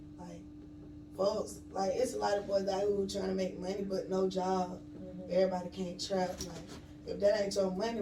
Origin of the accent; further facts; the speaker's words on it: Atlanta, Georgia, United States; I'm originally from Atlanta. Really, like, all parts of Atlanta